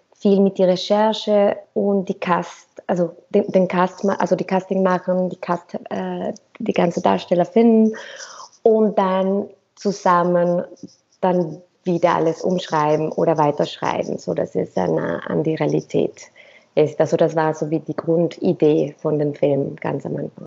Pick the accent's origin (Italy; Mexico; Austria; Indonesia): Mexico; moved away as an adult; also born or lived in Cuba / Berlin / Zurich; ich komme aus Mexiko